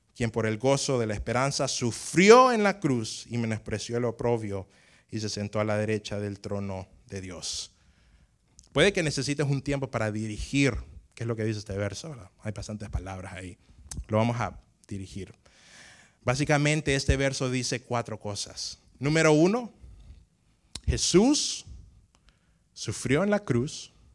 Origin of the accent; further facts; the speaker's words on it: Tegucigalpa, Francisco Morazán, Honduras; yo nací en Tegucigalpa, Tegucigalpa en Honduras